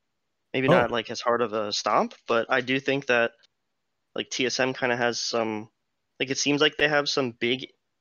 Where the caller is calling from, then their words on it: Fort Lauderdale, Florida, United States; Oh, I'm calling from Fort Lauderdale, Florida.